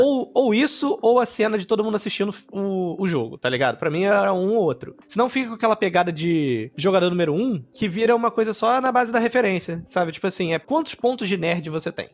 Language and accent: Portuguese; Brazil; sou brasileiro